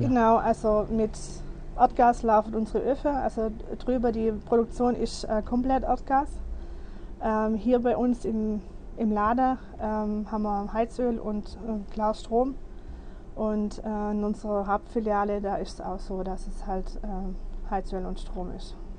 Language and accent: German; Germany; bei uns in Deutschland